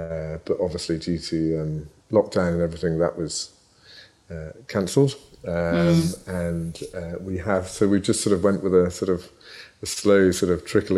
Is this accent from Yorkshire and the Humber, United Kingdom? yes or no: no; Scotland, United Kingdom; I was born in Ayrshire, so I was born and bred in Ayrshire. I was sent off to school, and it got beaten out of me, I think. But but no, I am 100% Scottish